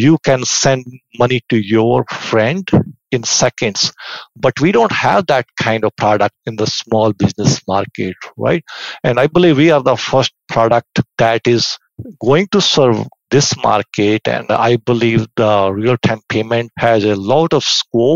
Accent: India; moved away as an adult; also born or lived in Victoria, Canada; now in Vancouver, Canada; I was born and raised in India, but I came to Canada around 25, 26 years ago

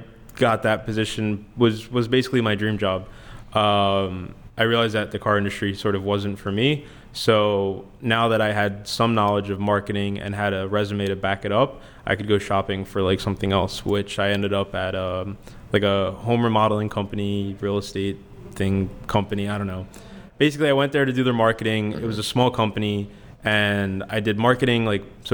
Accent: Philadelphia, Pennsylvania, United States; I grew up in Northeast Philadelphia, which is pretty local to here

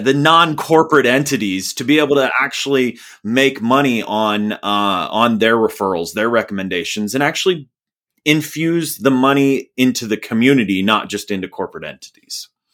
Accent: Indiana, United States; I'm from Indiana

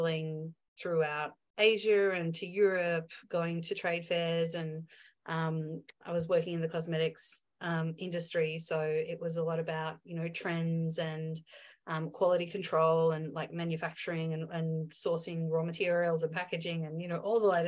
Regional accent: Melbourne, Victoria, Australia; moved away as an adult; also born or lived in Byron Bay; I went to a private girls' school in my hometown of Melbourne

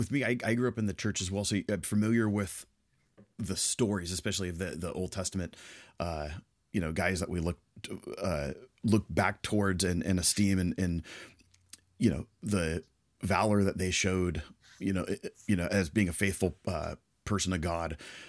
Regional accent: the Bay Area, California, United States; I grew up in the Bay Area in California.

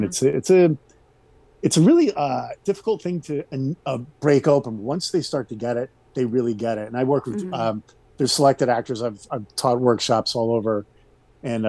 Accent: Rhode Island, United States; moved away as an adult; also born or lived in Los Angeles; I grew up in Rhode Island

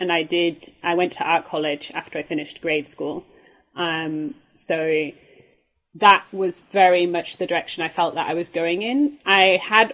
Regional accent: Yorkshire and the Humber, United Kingdom; now in Germany; I grew up in Yorkshire, which is the north of England

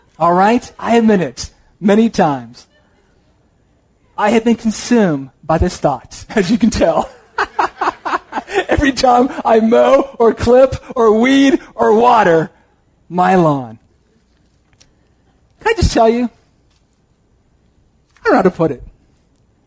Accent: United States; We as American Christians

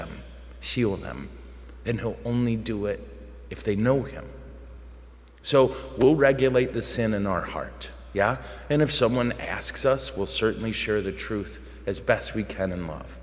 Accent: United States; we struggle with as American Catholics

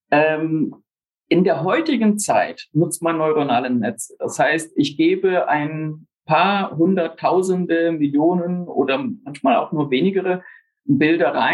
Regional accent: Amazonas, Brazil; also born or lived in Germany / England; Bin in Deutschland geboren, aufgewachsen in Brasilien, tiefsten Amazonas, in England Betriebswirtschaft studiert.

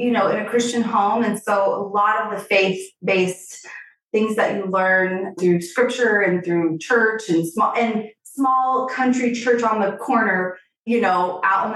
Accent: Missouri, United States; I'm from a small town in Missouri, the heart of the country

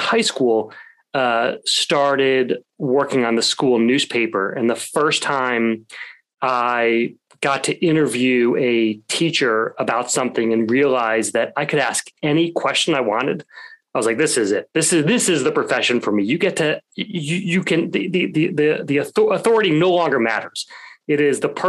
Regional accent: Kentucky, United States; moved away as an adult; also born or lived in North Carolina; now in Brooklyn, New York, United States; I grew up, as you mentioned, I grew up in Kentucky

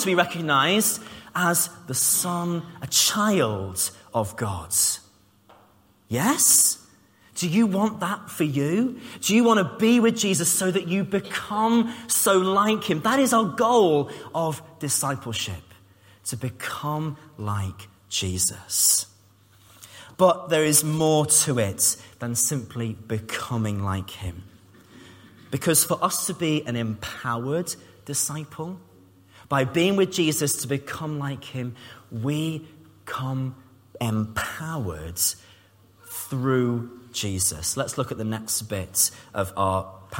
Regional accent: Cambridge, East of England, United Kingdom; moved away; I was from Cambridge. I grew up in Cambridge. I didn't have a Scouse accent

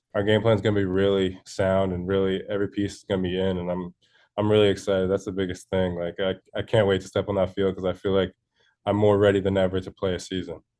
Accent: Connecticut, United States; I'm from Connecticut. I've been here, uh, twenty-one years now. So I'm, I'm homegrown. This is my home state

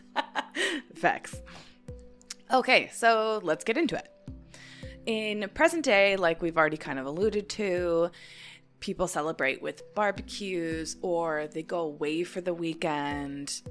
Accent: United States; being an American my entire life

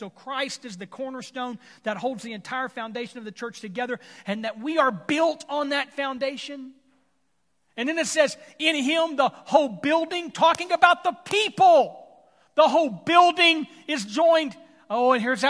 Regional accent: Texas, United States; whether I'm from Texas and you're from Arkansas

